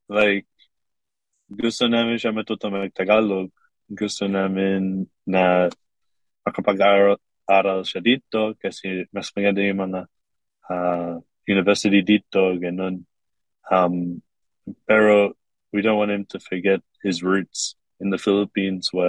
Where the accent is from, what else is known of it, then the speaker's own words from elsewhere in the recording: Kuwait; now in Korea; lumaki ako sa Kuwait at meron sila mag-Arabic at meron sila mag-English. At ako, meron lang, lang ako mag-English noon.